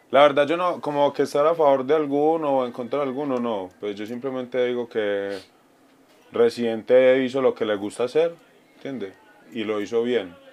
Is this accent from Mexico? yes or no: no; Colombia; … me representa a mí como colombiano, eh, pues eh, … quita el estigma de que nosotros somos droga y eso